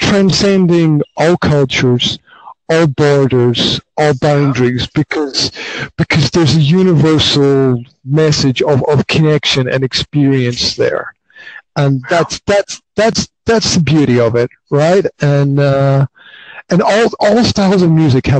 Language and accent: English; Highlands of Scotland, United Kingdom; I grew up in the Highlands of Scotland